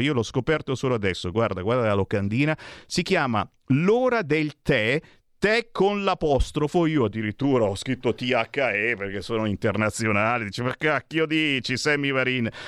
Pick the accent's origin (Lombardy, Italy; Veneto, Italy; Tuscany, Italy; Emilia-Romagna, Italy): Lombardy, Italy; Legnano; anch'io sono dell'Alto Milanese, di Legnano